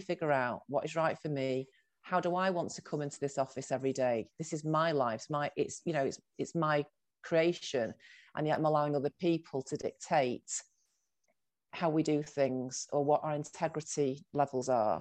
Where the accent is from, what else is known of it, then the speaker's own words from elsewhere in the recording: Salford, North West England, United Kingdom; moved away as an adult; also born or lived in Manchester / Birmingham; I was born in Manchester, but then I grew up in Salford